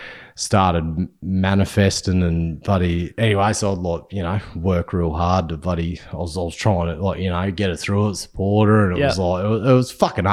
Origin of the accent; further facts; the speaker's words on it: Inverell, New South Wales, Australia; which was like actually 1.5 hours from my hometown, Inverell, cold as fuck